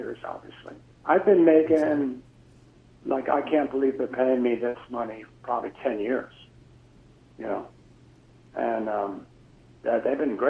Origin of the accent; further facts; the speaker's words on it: New York, United States; I grew up in New York